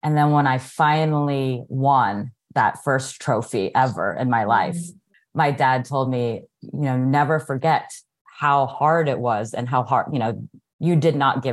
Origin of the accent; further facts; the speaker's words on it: Houston, Texas, United States; now in Orlando, United States; I was born here in the United States. My parents immigrated from the Philippines. And so I grew up in Houston, Texas